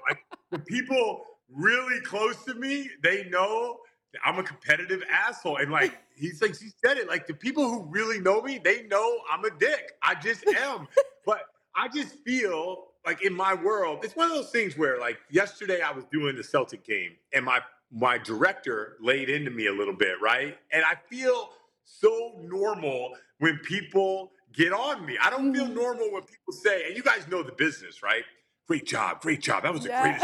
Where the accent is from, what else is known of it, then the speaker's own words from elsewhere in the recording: Enumclaw, Washington, United States; where I grew up in Enumclaw, Washington